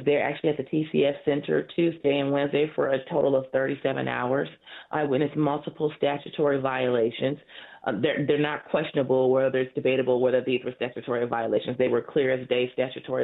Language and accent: English; South Oakland County, Michigan, United States; I'm from South Oakland County.